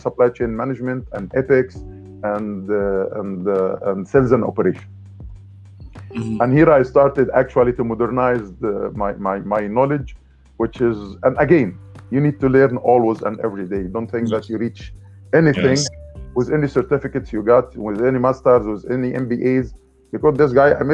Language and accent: English; Egypt; moved away as an adult; also born or lived in Dubai, United Arab Emirates; I came from Egypt.